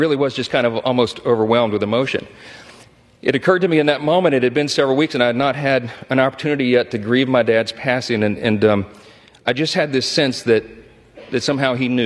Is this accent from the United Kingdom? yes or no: no; Shreveport, Louisiana, United States; my hometown of Shreveport, Louisiana, a little town in northwest Louisiana